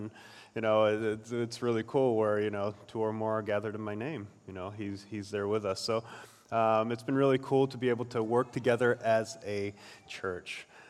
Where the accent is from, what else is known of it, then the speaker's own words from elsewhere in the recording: Peru; also born or lived in South Korea; So I was born in Korea. My parents are Koreans. They are also missionaries in Lima, Peru. They're still serving there. And so by default, I grew up in Latin America for most of my life.